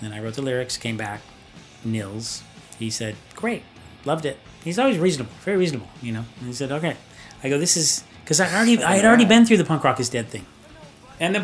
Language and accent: English; Orange County, California, United States; I'm from Orange County. I'm in Rossmore